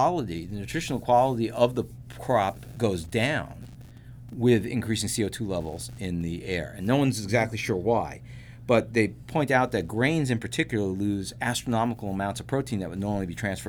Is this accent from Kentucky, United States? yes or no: no; California, United States; I mean, I grew up in California, but I lived in California for 10 years, and there was a lot of tomato growing around the area where I lived in Central Valley.